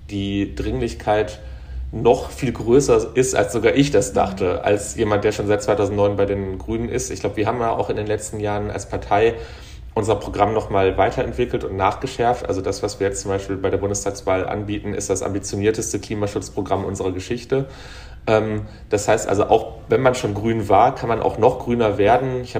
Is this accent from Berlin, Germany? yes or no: no; North Rhine-Westphalia, Germany; aber so emotional und auch von dem, wo ich herkomme, also als Kind des Ruhrgebiets, ähm, als jemand, ähm, also mein Großvater war auf der Krokerei